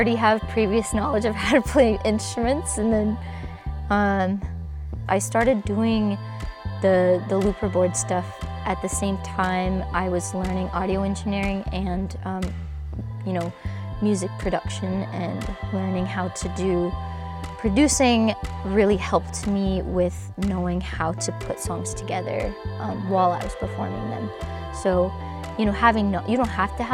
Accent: Smyrna, Georgia, United States; I'm from Smyrna, Georgia

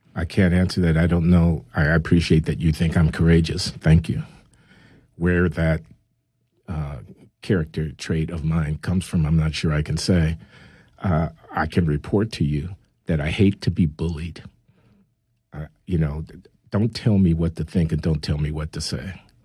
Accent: Chicago, Illinois, United States; I grew up in Chicago uh, in the 1950s and 60s

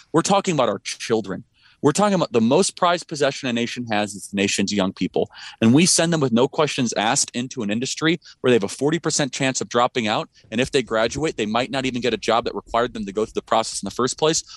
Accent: Illinois, United States; now in Scottsdale, United States; I grew up in Illinois

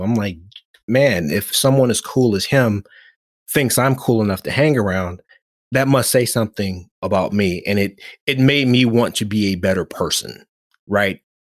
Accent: Oakland, California, United States; growing up in Oakland, having a name that meant the most compassionate

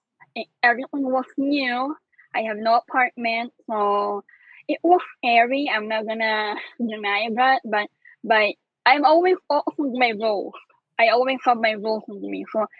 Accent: Philippines; moved away as an adult; now in New York, United States

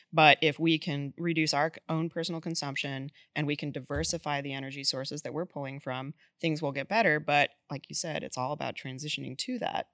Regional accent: Boulder, Colorado, United States; moved away as an adult; now in Texas, United States; I'm actually from Boulder, Colorado

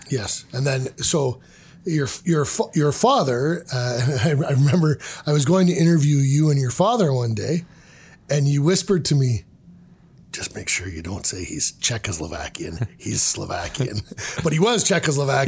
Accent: Ontario, Canada; I'm growing up in Ontario

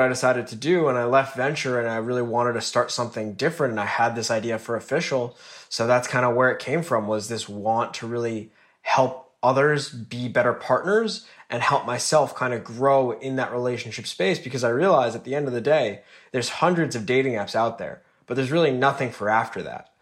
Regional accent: northern New Jersey, United States; Grew up in northern New Jersey

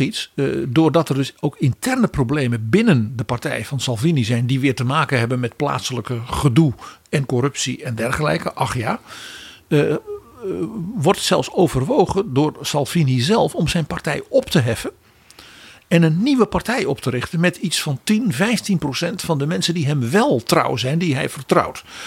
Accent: Netherlands; als Nederlanders

